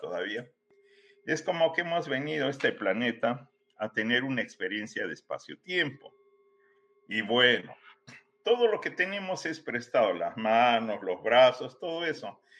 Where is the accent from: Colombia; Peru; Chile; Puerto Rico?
Peru; moved away as an adult; also born or lived in Guadalajara, Mexico; now in United States; yo soy eh, peruano de origen, ¿no? Pero diría que he caminado mucho tiempo en muchos lados del planeta.